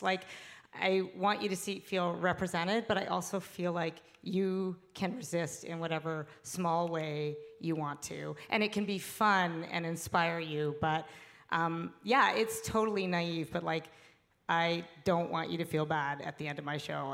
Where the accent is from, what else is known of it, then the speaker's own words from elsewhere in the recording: Canada; I am Canadian